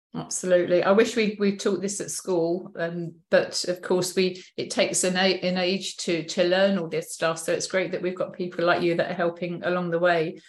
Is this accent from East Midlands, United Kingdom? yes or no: yes; Chesterfield, East Midlands, United Kingdom; I was born in Chesterfield, which is kind of middle middle upper um, area